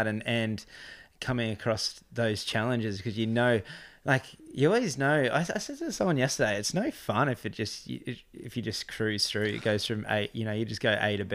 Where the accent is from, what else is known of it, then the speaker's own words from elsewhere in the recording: Gold Coast, Queensland, Australia; now in Crescent Head, Australia; I grew up on the Gold Coast, I live in Crescent Head